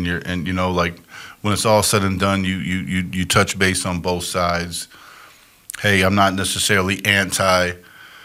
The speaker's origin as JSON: {"language": "English", "area": "Chicago, Wisconsin", "region": "Midwest", "country": "United States", "tie": "born or raised there", "said": "I grew up primarily Chicago, Wisconsin"}